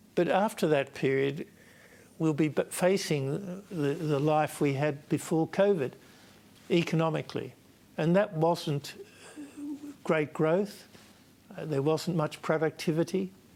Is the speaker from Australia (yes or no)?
yes; Australia; I'm Australian one, two, and three. I'm not Victorian.